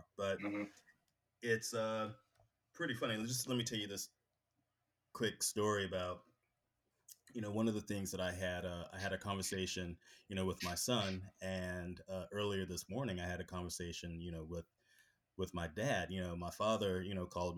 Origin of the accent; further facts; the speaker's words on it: Greensboro, North Carolina, United States; moved away as an adult; now in Berkeley, United States; I grew up in North Carolina in Greensboro